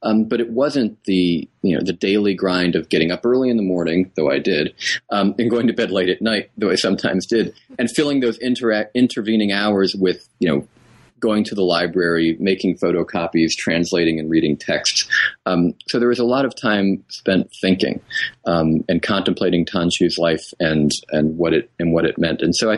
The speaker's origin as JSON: {"language": "English", "region": "New England", "country": "United States", "tie": "born or raised there"}